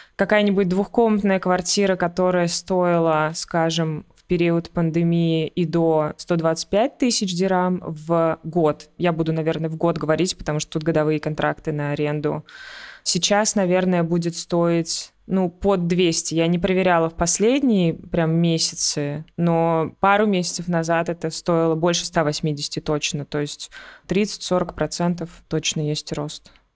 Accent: Russia; moved away as an adult; now in Dubai, United Arab Emirates; я из России

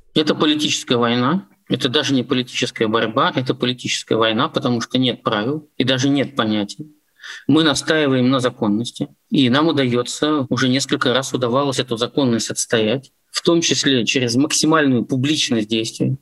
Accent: Pskov Oblast, Russia; как для политика, который всю жизнь работает в Псковской области и занимается публичной политикой у себя на родине с конца 80-х годов

